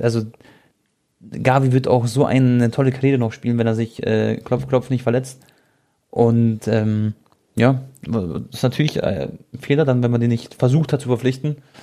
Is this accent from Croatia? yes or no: yes; Croatia